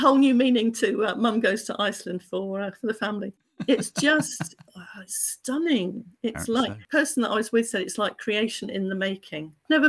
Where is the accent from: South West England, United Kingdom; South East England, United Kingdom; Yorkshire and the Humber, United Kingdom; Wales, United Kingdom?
South West England, United Kingdom; So I am proudly Cornish.